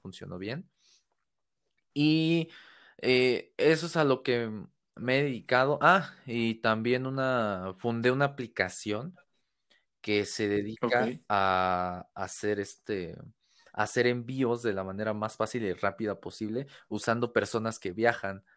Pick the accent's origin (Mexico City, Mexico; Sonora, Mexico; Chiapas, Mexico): Mexico City, Mexico; soy de acá de México, de la Ciudad de México